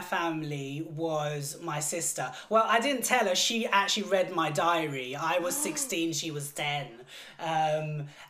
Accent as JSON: {"language": "English", "region": "London", "country": "United Kingdom", "tie": "born or raised there", "also_born_or_lived": "Southall", "said": "born and bred in London. I'm like literally like a full-on Londoner. Born in Southall"}